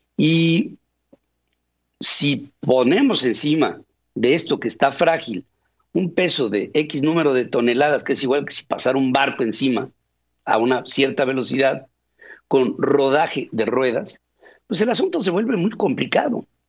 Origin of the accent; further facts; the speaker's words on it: Mexico; como mexicano